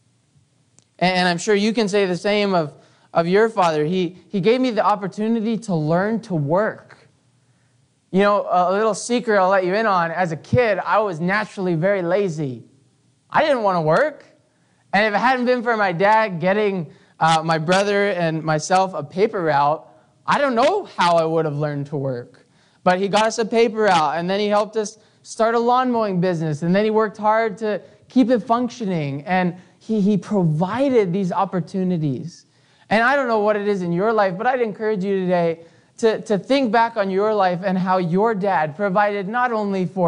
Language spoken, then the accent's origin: English; Canada; growing up in Canada